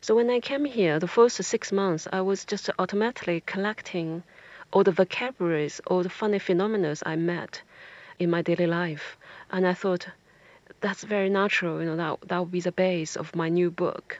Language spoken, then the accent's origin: English; China; first language Chinese; English is a second language; moved away as an adult; now in England, United Kingdom